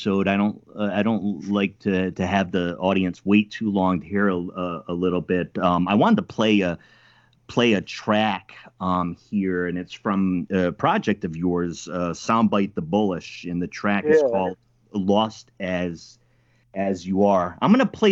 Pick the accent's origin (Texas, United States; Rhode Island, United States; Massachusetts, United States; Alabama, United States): Rhode Island, United States; I'm from Rhode Island, so I'm a Yankee